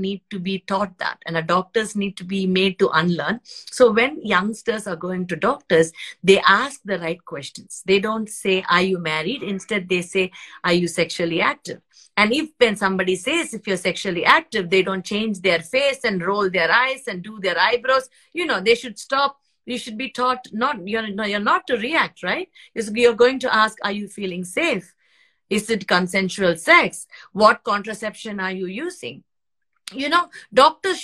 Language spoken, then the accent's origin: English; India; moved away as an adult; now in Sydney, Australia; I was raised in India